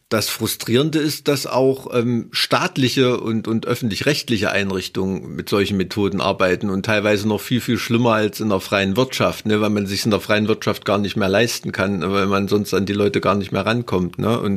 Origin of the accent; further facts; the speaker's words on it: Thuringia, Germany; Ja, ich komme aus dem Ilmtal.